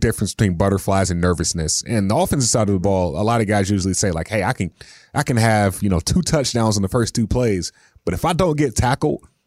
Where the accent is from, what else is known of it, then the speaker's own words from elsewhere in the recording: North Carolina, United States; I'm from North Carolina and we call Charlotte the Queen City